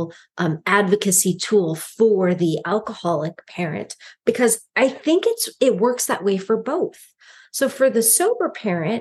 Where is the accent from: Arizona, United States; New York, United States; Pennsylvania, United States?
Arizona, United States; Phoenix; us Phoenicians